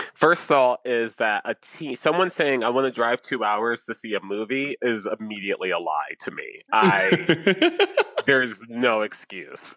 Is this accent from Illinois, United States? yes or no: no; Atlantic City, New Jersey, United States; I'm from Atlantic City. I, was born there. I have family there